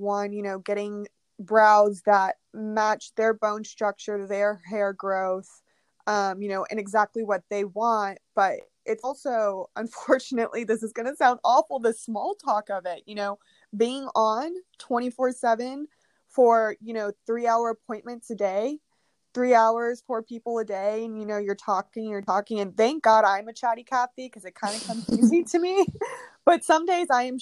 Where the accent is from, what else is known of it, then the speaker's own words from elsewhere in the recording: Houston, Texas, United States; also born or lived in Katy, Texas; So I actually grew up in Houston, Texas. And then kind of from 5th grade to high school, I was in Katy, Texas, which is basically Houston.